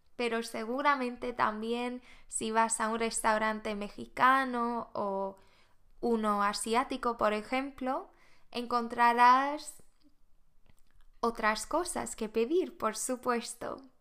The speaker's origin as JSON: {"language": "Spanish", "country": "Sweden", "second_language": "Spanish", "moved": "as an adult", "lives_now": "Spain", "said": "soy de Suecia"}